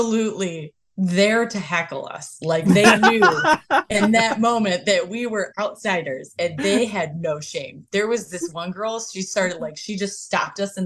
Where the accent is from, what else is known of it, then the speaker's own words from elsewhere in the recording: Detroit, Michigan, United States; we're from Detroit, Michigan.